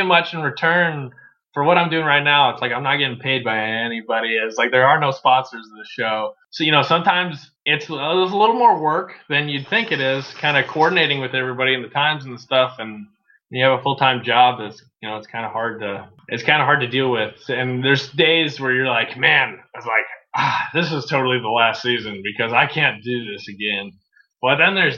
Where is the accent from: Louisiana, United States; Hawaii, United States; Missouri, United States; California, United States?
Missouri, United States; St. Louis; also born or lived in Southern Illinois; I grew up a proud St. Louis citizen